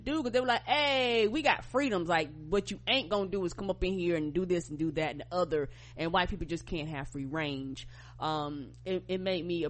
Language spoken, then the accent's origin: English; United States; as an American